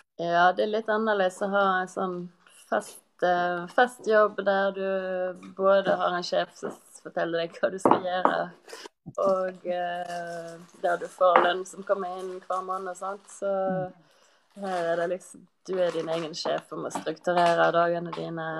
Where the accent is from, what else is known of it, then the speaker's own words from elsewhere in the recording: Kvinnherad, Vestland, Norway; i heimkommunen min, Kvinnerad, like ved Bergen